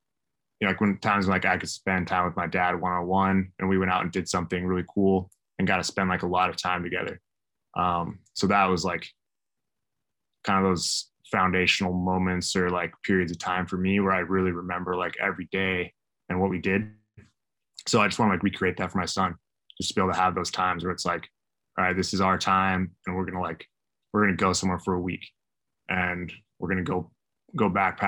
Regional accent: Idaho, United States; I grew up in Idaho.

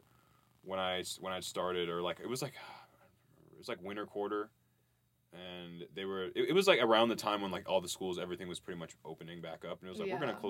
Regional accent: Florida, United States; now in Washington, United States; I grew up in Florida for most of my life

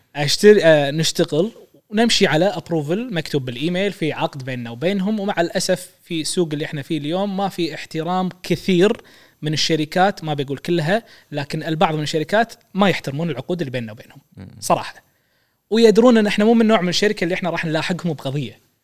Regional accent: Kuwait; احنا عندنا بالكويت

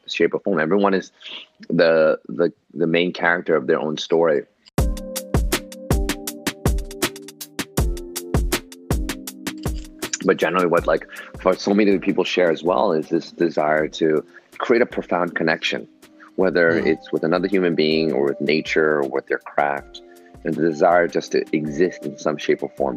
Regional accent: New York City, New York, United States; I was born and raised in New York City, Manhattan

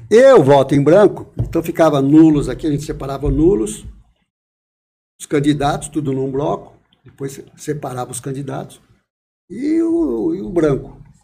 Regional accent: Manduri / Bernardino de Campos / Osasco, São Paulo, Brazil; Bernardino de Campos, onde eu nasci, fui morar em Bernardino de Campos, que é perto de Piraju, e para Osasco em 1963.

